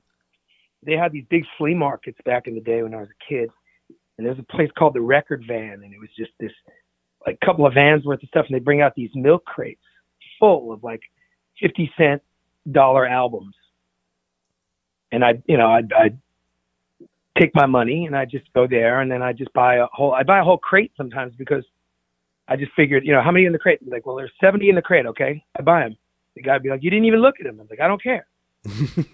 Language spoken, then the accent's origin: English; Oceanside, New York, United States; also born or lived in Queens, New York / Catskills, New York; I was born in Queens, moved out of Queens when I was a kid, moved to Long Island, you know, Nassau, Oceanside, Long Island, on the South Shore.